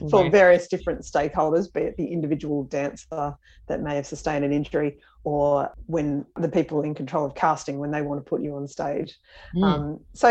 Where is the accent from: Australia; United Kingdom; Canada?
Australia; Growing up in Australia